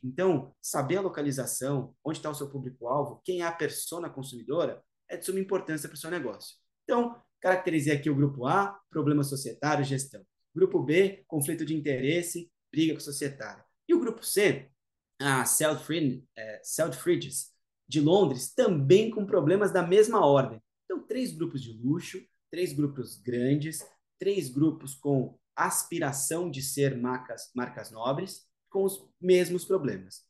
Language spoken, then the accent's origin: Portuguese; Brazil; sou ítalo-brasileiro